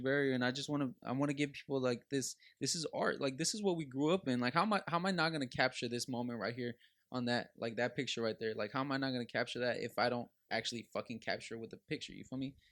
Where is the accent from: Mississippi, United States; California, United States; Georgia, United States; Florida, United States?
California, United States; Los Angeles; growing up in Los Angeles